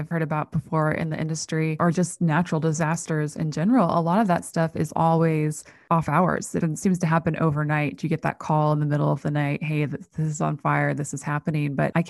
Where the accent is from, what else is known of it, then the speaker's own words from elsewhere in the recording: Midwest, United States; I grew up in the Midwest. I know your ilk.